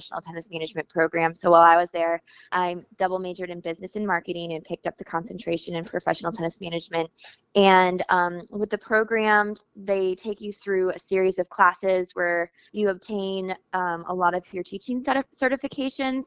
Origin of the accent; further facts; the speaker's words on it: Houston, Texas, United States; moved away as an adult; now in Raleigh-Durham, United States; Originally from Texas. That's where I grew up, Houston area.